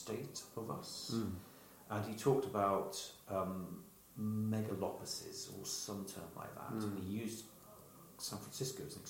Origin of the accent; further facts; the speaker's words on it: London, United Kingdom; moved away; I was born and brought up in London.